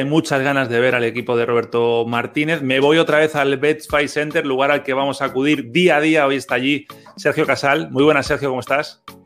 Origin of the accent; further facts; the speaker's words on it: Spain; los que somos de España